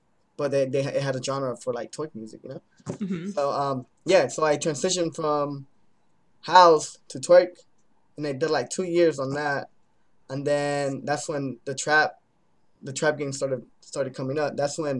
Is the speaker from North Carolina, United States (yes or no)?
no; Denver, Colorado, United States; Before I played my hometown show, it was Denver.